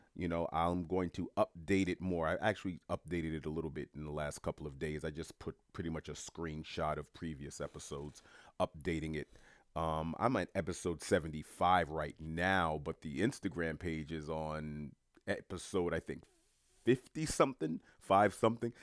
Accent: New York City, New York, United States; now in Florida, United States; I'm from New York City.

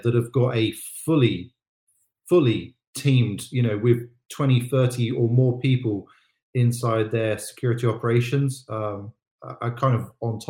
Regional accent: United Kingdom; I'm British

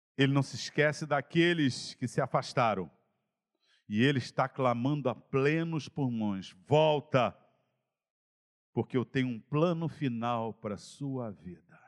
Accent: Campo Grande, Brazil; Na minha terra, você, ó, você até sai de Campo Grande, mas Campo Grande não sairá de você

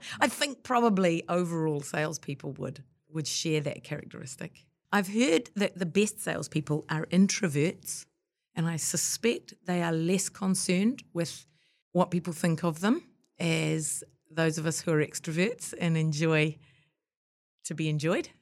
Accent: New Zealand; after I'd been overseas, came back to New Zealand

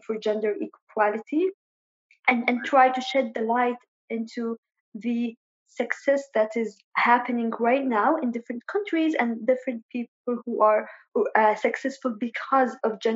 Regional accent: Sanaa, Amanat Al Asimah, Yemen; moved away as an adult; also born or lived in Ibb, Yemen / Jordan / Lebanon / United Kingdom; now in United States; I am originally from Ib in Yemen, but I was born and raised in Sana'a

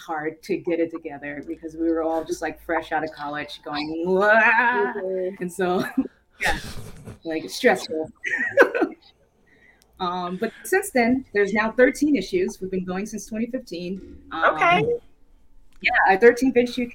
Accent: Nashville, Tennessee, United States; moved away as an adult; now in Cleveland, United States; I came from Nashville, Tennessee. That's where I'm originally from, to go to art school

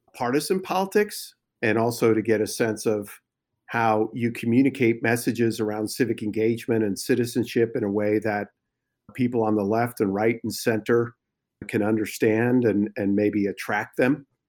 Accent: New Jersey, United States; moved away as an adult; also born or lived in New York; now in California, United States; I was born in New York and, and grew up in New Jersey, so, and obviously we've been out here in California now for about fifteen years.

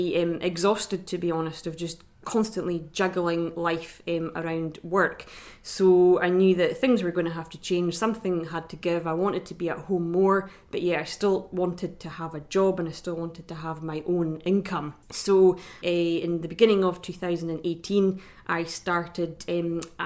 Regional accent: Drumnadrochit, Scotland, United Kingdom; I'm from Rycanagan Farm at Drumnadrochit, which is just outside Inverness

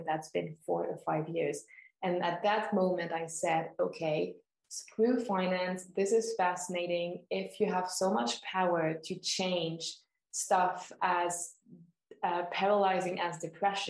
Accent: Switzerland; born and raised in Switzerland

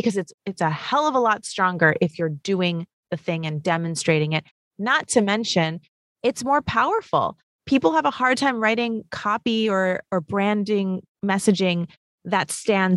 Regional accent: New York City, New York, United States; I'm born and raised in New York City

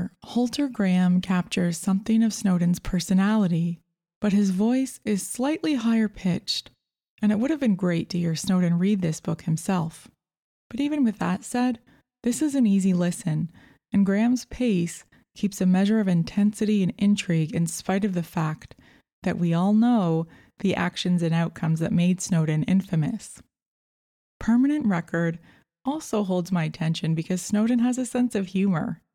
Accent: Canada; As a Canadian

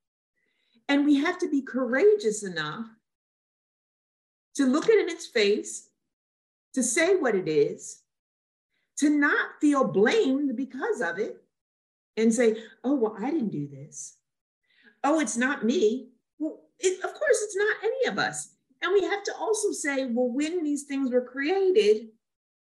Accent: Trenton, New Jersey, United States; also born or lived in Lumberton, New Jersey; I grew up in Trenton, which is a low-income area

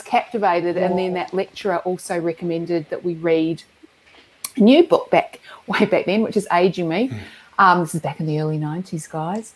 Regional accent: Christchurch, Canterbury, New Zealand; also born or lived in Dunedin; where I grew up in Christchurch

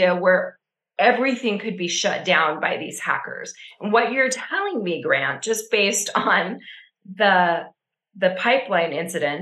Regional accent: Utah, United States; I grew up in Utah

